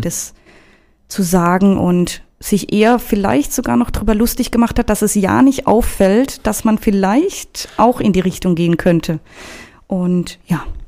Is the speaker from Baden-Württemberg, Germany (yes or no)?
yes; Karlsruhe, Baden-Württemberg, Germany; moved away as an adult; now in Frankfurt, Germany; geboren bin ich in Karlsruhe und aufgewachsen und ja, genau. Seit dreieinhalb Jahren jetzt in Frankfurt